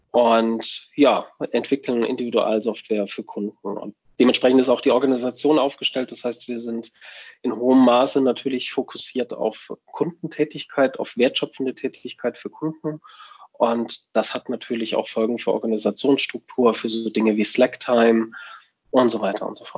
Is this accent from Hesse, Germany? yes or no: no; Würzburg, Bavaria, Germany; wir haben drei Standorte in München, Würzburg, wo ich herkomme, und Berlin.